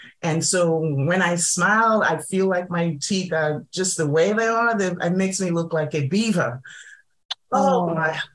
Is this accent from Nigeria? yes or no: yes; Nigeria; moved away; I'm originally from Nigeria